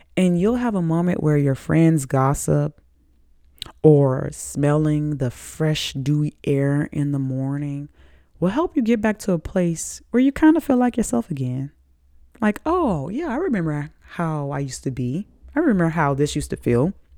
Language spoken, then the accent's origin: English; the South, United States; I'm from the South